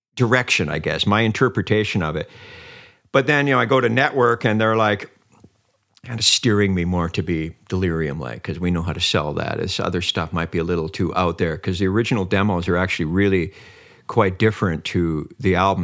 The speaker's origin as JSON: {"language": "English", "town": "Vancouver", "region": "British Columbia", "country": "Canada", "also_born_or_lived": "Mönchengladbach, Germany", "said": "I'm like from the East Vancouver and some crappy little place"}